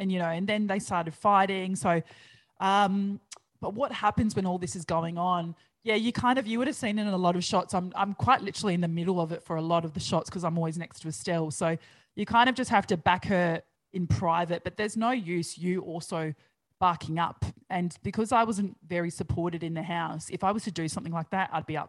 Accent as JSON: {"language": "English", "country": "Australia", "tie": "born or raised there", "said": "I grew up on Big Brother like the rest of Australia did."}